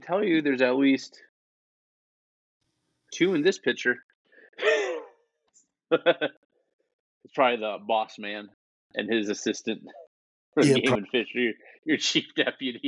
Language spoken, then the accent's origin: English; Texas, United States; I'm from Texas.